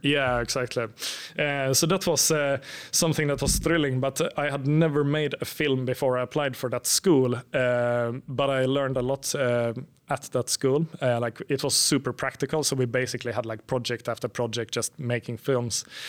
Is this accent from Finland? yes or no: yes; Finland; moved away as an adult; now in Sweden; I'm from Finland, but I've lived in Sweden for about ten years